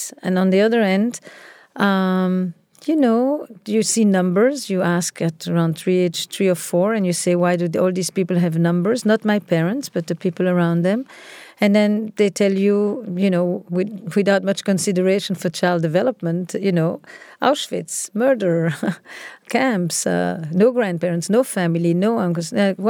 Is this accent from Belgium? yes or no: yes; Antwerp, Flanders, Belgium; So I grew up in Antwerp, in Belgium